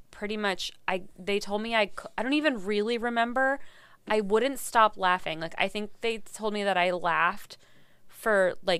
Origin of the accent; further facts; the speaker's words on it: Virginia, United States; I grew up mostly, well, my dad was military, so kind of all over, but I went to high school and college in Virginia.